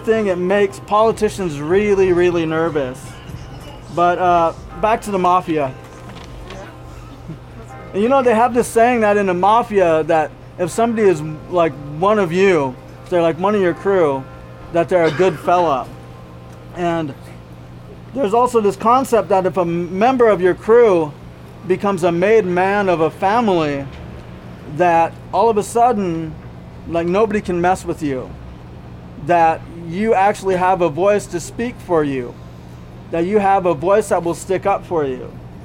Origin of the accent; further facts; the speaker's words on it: Montana, United States; I am a Blackfeet from Montana